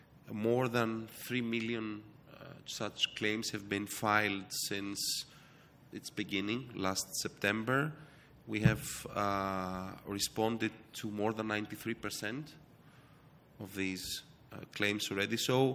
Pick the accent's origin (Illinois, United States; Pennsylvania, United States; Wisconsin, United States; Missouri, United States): Missouri, United States; born there; I was born in the States. It was Missouri, not New York.